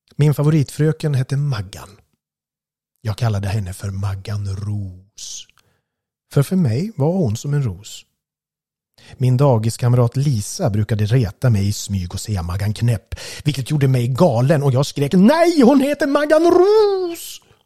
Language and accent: Swedish; Gävle, Gävleborg County, Sweden; Vi växte upp på Kuppolsvägen